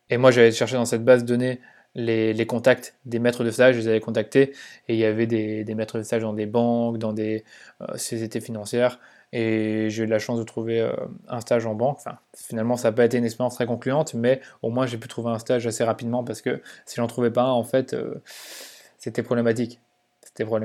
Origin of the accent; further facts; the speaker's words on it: Mons, Wallonia, Belgium; Donc en effet, je viens de Belgique. Je suis né à Mons, donc c'est une petite ville en Belgique qui est finalement pas trop loin de la France.